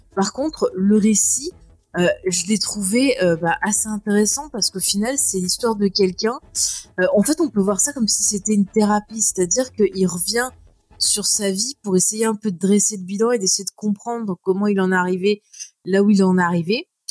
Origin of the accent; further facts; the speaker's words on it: France; quand on est français